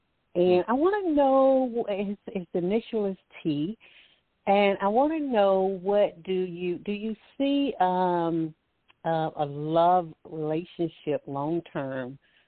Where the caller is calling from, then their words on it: Alabama, United States; I'm calling from Alabama.